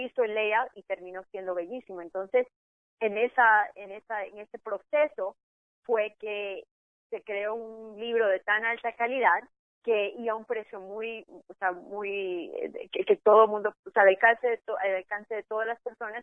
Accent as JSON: {"language": "Spanish", "country": "Ecuador", "moved": "yes", "lives_now": "Miami, United States", "said": "pensaban que yo era mexicana, soy de Ecuador"}